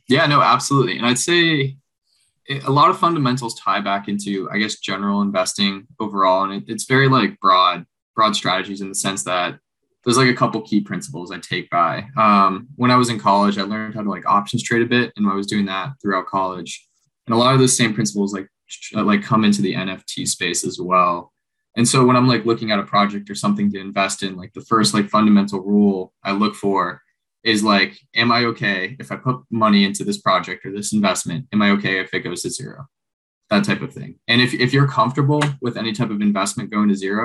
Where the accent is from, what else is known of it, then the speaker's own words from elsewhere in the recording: Florida Keys, United States; I grew up down in the Florida Keys, spent my whole life like fishing on a boat and living the island life for a bit